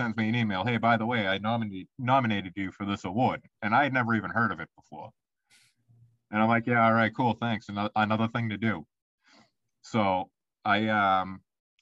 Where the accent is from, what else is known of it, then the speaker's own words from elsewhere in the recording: Boston, Massachusetts, United States; accent: Boston; my nice Boston accent